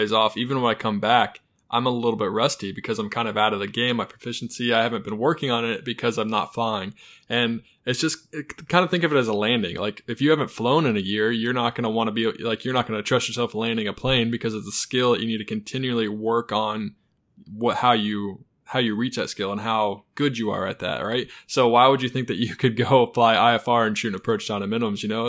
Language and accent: English; Charlotte, North Carolina, United States; I'm from Charlotte, North Carolina.